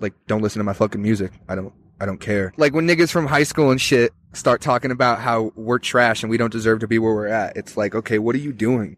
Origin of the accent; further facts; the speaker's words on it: Tucson, Arizona, United States; I'm from Tucson